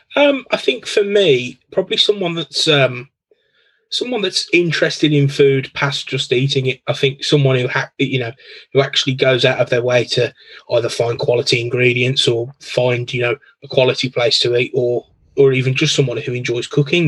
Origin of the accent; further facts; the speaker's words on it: Birmingham, West Midlands, United Kingdom; I'm from Birmingham in the UK. So um, yeah, born here, grew up here, um, live here now still